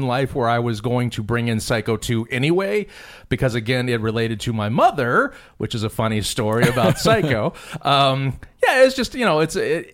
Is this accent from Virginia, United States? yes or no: no; Phoenix, Arizona, United States; Phoenix, my hometown